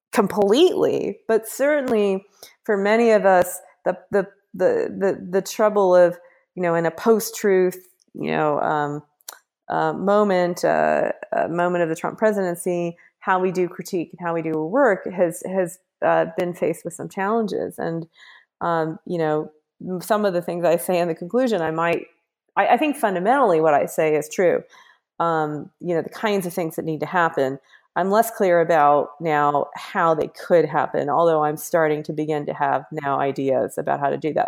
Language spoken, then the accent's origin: English; Kansas, United States; I'm from Kansas